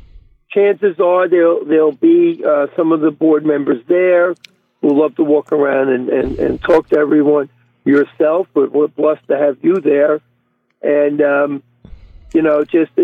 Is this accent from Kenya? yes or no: no; Baldwin, New York, United States; Both Dee and I were raised in Baldwin